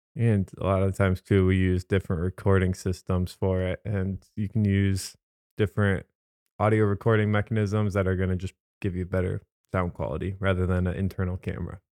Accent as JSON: {"language": "English", "town": "Holland", "region": "Michigan", "country": "United States", "said": "I'm from the Holland, Zeeland area, so we have tulip time."}